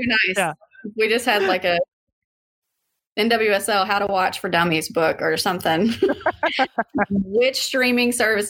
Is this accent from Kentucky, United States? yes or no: yes; Louisville, Kentucky, United States; I was born here, so I guess you can't get any more accurate than how I say it. But I say it Louisville.